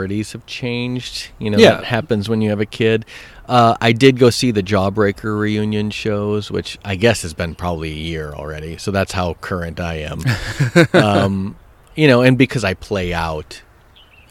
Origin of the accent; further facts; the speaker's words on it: Madison, Wisconsin, United States; I grew up in Madison, Wisconsin